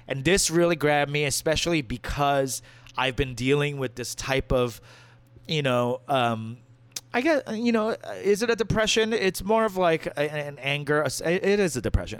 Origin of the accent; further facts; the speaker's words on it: New York, United States; my home state's governor